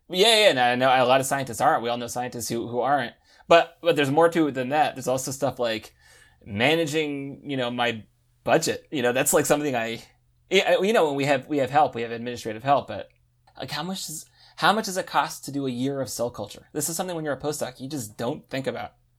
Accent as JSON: {"language": "English", "country": "United States", "moved": "as an adult", "lives_now": "Paris, France", "said": "I am American"}